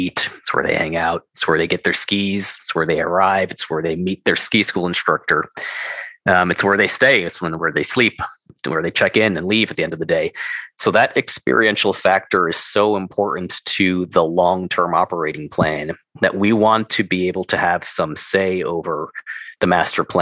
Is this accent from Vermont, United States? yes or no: no; New York, United States; moved away; also born or lived in Denver; I'm from New York.